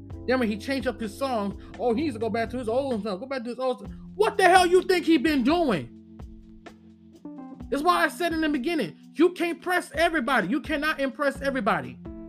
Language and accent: English; Detroit, Michigan, United States; I grew up on Green Line. It's a whole different story when it comes on the Detroit side.